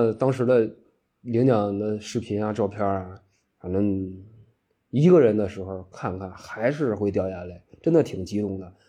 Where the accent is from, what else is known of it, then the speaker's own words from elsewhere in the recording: Miyun, Beijing, China; 我当然我最喜欢推荐的就是这个我们我的家乡啊密云区，就欢迎大家来这个密云区玩儿。